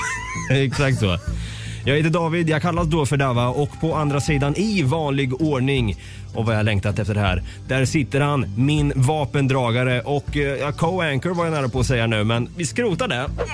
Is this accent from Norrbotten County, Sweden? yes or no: no; Östergötland, Sweden; accent: östgötska; har min östgötska blivit värre förresten? Eller bättre?